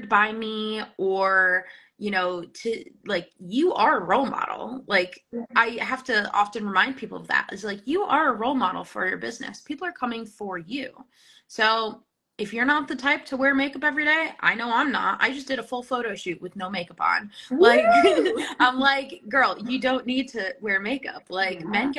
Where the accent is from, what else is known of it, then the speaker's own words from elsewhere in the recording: New Jersey, United States; now in Vermont, United States; I'm from New Jersey, in case you couldn't tell.